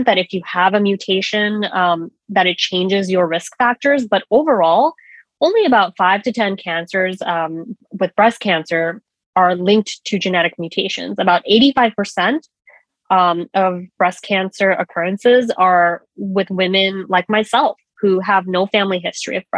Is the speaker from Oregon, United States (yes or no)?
no; New York, United States; moved away as an adult; also born or lived in Washington, D.C.; I am a born and raised New Yorker